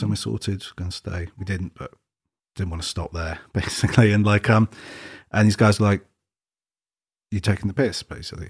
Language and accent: English; England, United Kingdom; I'm English